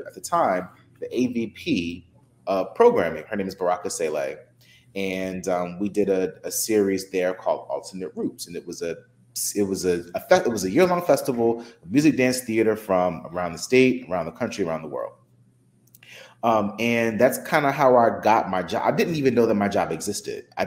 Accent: Newark, New Jersey, United States; also born or lived in Fort Lauderdale; I'm born and raised in Newark.

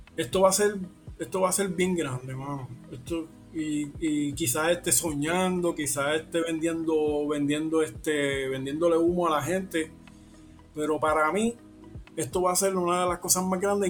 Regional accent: Puerto Rico; nuestra identidad como, como puertorriqueño

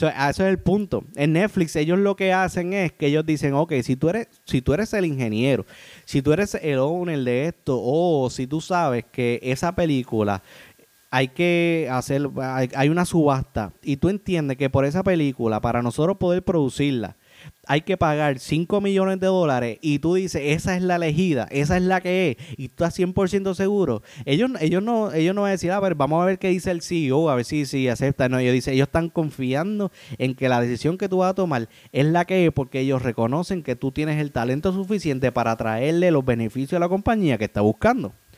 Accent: Puerto Rico; yo soy de Puerto Rico.

